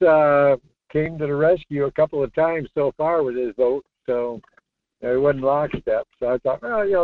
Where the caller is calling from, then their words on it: North Pole, Alaska, United States; calling from North Pole.